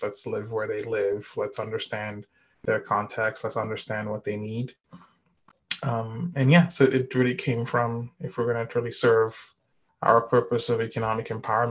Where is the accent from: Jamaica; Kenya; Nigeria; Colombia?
Nigeria; moved away as an adult; also born or lived in Midwest, United States / California, United States; now in Atlanta, United States; I was born in Nigeria and lived there until I went to college